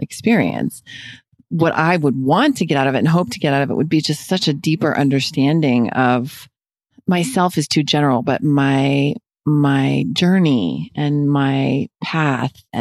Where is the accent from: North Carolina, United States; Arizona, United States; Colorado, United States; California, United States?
Colorado, United States; Denver; I'm from Denver, and I went to school in Boulder for a semester before I transferred to BU